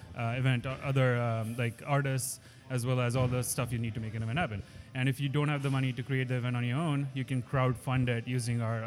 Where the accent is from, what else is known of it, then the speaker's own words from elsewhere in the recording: San Francisco, California, United States; I'm from San Francisco